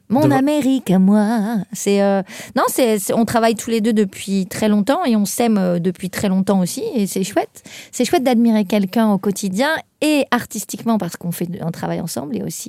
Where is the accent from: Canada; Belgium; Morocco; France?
France; a small village in the Tarn, near Toulouse, Occitania; moved away as an adult; now in Paris, France; je viens d'un plus de Toulouse, plus loin que Toulouse, un petit village du Tarn, mais bon, on n'est pas loin de Toulouse, donc j'ai fait mes études là-bas